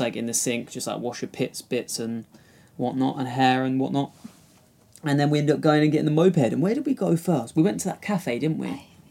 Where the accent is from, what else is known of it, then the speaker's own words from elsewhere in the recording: Kent, South East England, United Kingdom; I'm from Kent